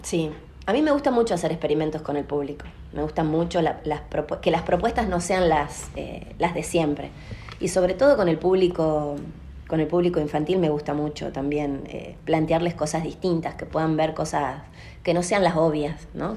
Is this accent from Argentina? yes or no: yes; Salta, Argentina; Yo soy de la República de Castañares